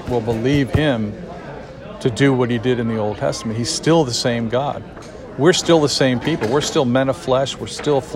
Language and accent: English; United States; we as the American people